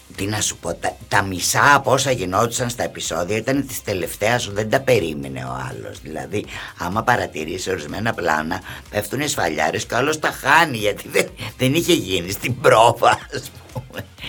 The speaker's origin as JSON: {"language": "Greek", "town": "Nea Smyrni", "region": "Attica", "country": "Greece", "tie": "born or raised there", "also_born_or_lived": "Montreal, Canada", "said": "Η Νέα Σμύρνη είναι το χωριό μου. Ναι, εκεί μεγάλωσα από όταν ήρθαμε από τον Καναδά."}